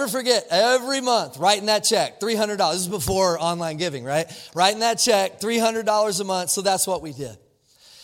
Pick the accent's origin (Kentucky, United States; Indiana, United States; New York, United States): Kentucky, United States; also born or lived in Jacksonville, Florida; I'm from Kentucky